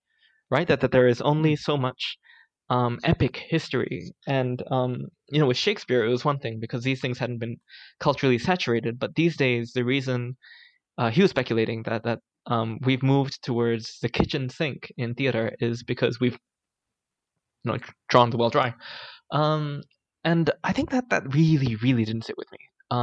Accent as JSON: {"language": "English", "country": "Singapore", "tie": "born or raised there", "said": "I grew up in Singapore, spent my whole life here."}